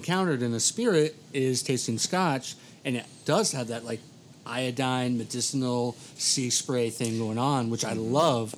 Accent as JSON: {"language": "English", "country": "United States", "said": "as an American"}